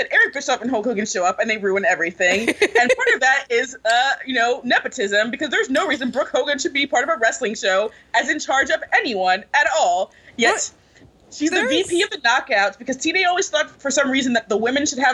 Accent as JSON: {"language": "English", "town": "Clearwater", "region": "Florida", "country": "United States", "tie": "born or raised there", "said": "I'm from Clearwater area, so I went to school with a lot of people who knew her"}